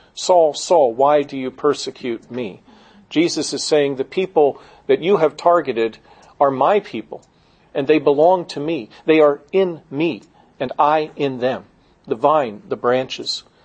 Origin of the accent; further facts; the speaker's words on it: Gettysburg, Pennsylvania, United States; I grew up in Gettysburg, Pennsylvania